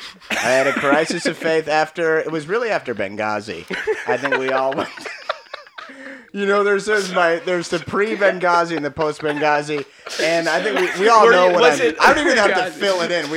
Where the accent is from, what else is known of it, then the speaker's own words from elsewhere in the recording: Minnesota, United States; I'm from Minnesota.